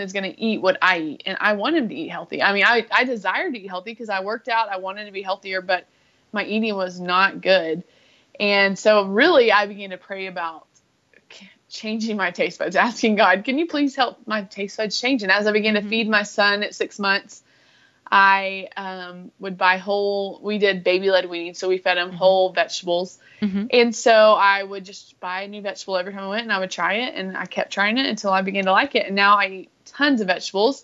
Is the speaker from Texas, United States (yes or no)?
yes; West Texas, United States; I am from Texas, West Texas